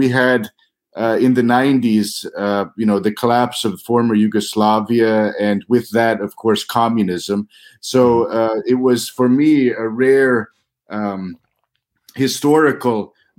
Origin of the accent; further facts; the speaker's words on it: St. Joseph, Missouri, United States; I'm originally from Missouri, so your viewers should know I grew up just north of Kansas City on the border of Missouri and Kansas.